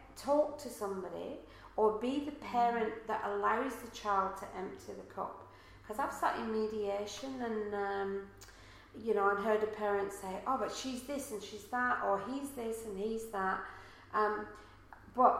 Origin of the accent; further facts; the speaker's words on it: Manchester, North West England, United Kingdom; now in Australia; I'm from Manchester in England